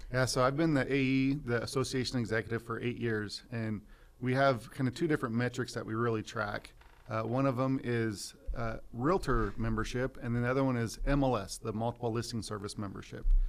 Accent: Visalia, California, United States; also born or lived in Fresno, California; I was born and raised in Visalia

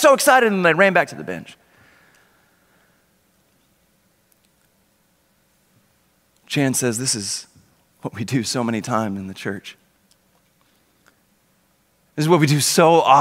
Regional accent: Oklahoma, United States; moved away as an adult; now in Dallas, United States; Originally, my family and I are from Oklahoma

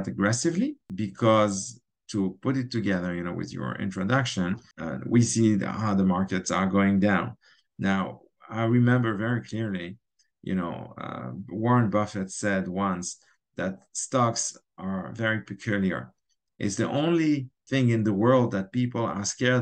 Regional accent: Geneva, Switzerland; now in Israel; I grew up in Switzerland, in Geneva, and my best friend, we actually grew up together

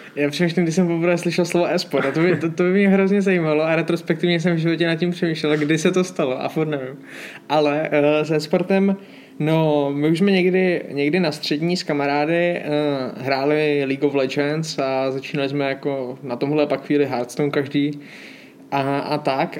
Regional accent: Hodonín District, South Moravian Region, Czechia; na Hodonínsku, odkud pocházím

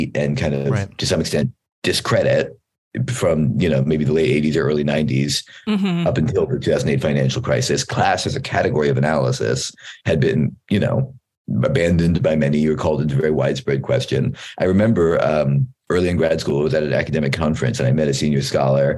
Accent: Philadelphia, Pennsylvania, United States; moved away as an adult; now in New Haven, United States; I did my PhD at Yale, and I grew up in Philadelphia

